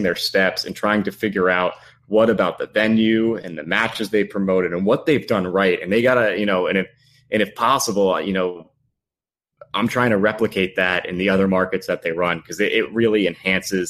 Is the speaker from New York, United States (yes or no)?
yes; Long Island, New York, United States; I grew up on Long Island